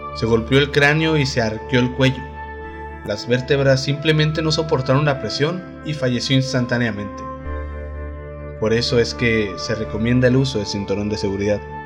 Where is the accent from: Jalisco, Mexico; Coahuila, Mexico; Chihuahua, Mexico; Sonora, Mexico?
Chihuahua, Mexico; Delicias; Acá de la tierra del algodón, donde soy yo, de Delicias, Chihuahua